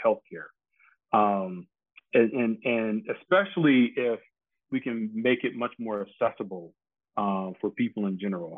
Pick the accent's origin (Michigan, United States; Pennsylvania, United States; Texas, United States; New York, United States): Michigan, United States; Detroit; moved away; growing up in Detroit, I grew up as Motown had was kind of winding down his presence in Detroit